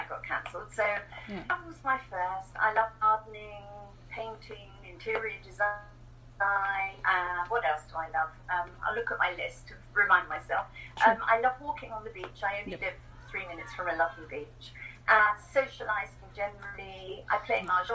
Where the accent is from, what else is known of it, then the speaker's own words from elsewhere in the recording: England, United Kingdom; moved away as an adult; now in New Zealand; I'm English, so I'm an immigrant to New Zealand. I immigrated here 10 years ago. Okay. So I grew up in England